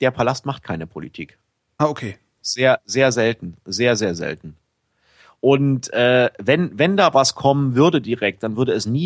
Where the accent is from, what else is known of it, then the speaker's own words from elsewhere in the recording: eastern Germany, Germany; now in Thailand; Es ist halt, bei uns im Osten hatte man Erich.